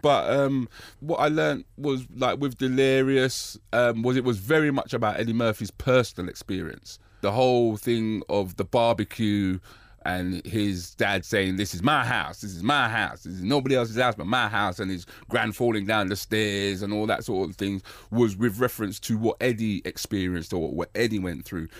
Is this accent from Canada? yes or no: no; United Kingdom; I'm black British and I'm born here